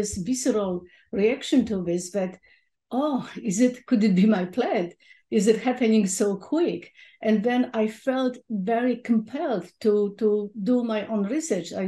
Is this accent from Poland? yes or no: yes; Poland; moved away; as a teenager growing up in Poland.